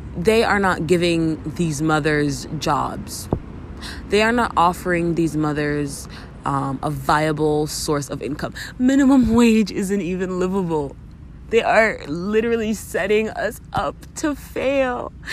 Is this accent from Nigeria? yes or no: no; Canada; as a Canadian